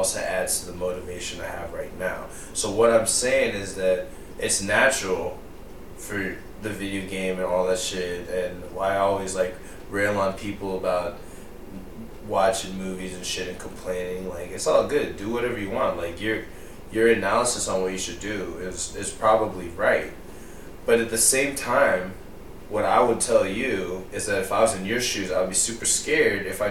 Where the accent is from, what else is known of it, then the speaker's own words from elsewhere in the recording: United States; I am American, but I definitely in a lot of ways am more Indian than American in terms of principles and focus